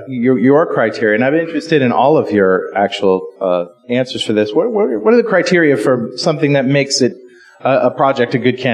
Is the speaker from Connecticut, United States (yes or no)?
yes; Connecticut, United States; But, you know, I'm from Connecticut, so I'm sort of used to that.